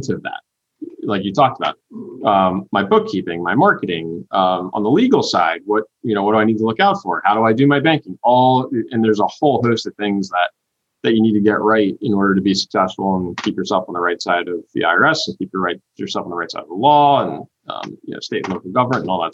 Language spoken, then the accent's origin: English; New Jersey, United States; now in South Carolina, United States; I'm originally from New Jersey